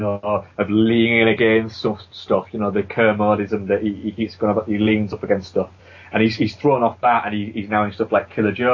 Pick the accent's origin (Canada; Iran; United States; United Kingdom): United Kingdom; England; we grew up in England, which is a very small place in comparison to America.